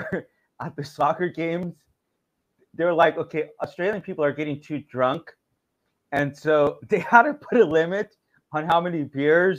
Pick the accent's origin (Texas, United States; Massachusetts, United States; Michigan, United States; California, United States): California, United States; Bakersfield; born or raised there